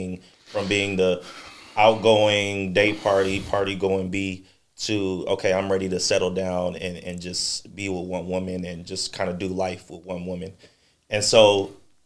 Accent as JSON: {"language": "English", "town": "Chicago", "region": "Illinois", "country": "United States", "moved": "yes", "lives_now": "Texas, United States", "said": "I'm originally from Chicago"}